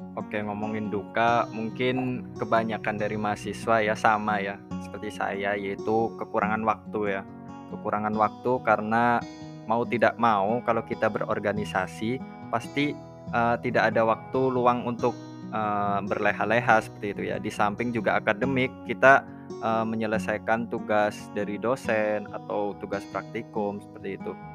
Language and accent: Indonesian; Purwokerto, Central Java, Indonesia; asal dari Purwokerto